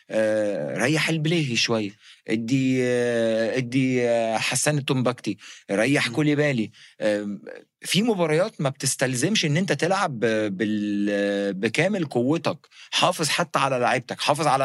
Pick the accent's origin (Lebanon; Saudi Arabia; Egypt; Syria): Egypt; يعني عارف زي عندنا في مصر لو في شجاع يوريني نفسه يوقف لي